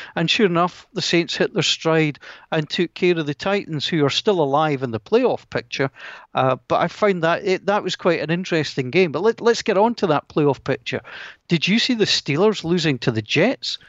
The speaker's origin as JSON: {"language": "English", "region": "Scotland", "country": "United Kingdom", "said": "I'm Scottish."}